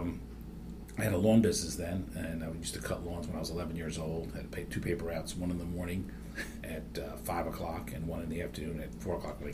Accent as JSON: {"language": "English", "town": "Fort Lee", "region": "New Jersey", "country": "United States", "tie": "born or raised there", "moved": "yes", "lives_now": "Philadelphia, United States", "said": "I grew up in Fort Lee, New Jersey"}